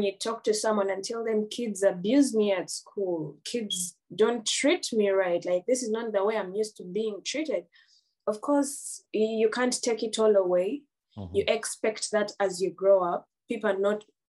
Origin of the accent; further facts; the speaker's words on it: Nansana, Central Region, Uganda; moved away as an adult; also born or lived in Mityana / Boston, United States; growing up in Uganda, you know, when you're growing up in Uganda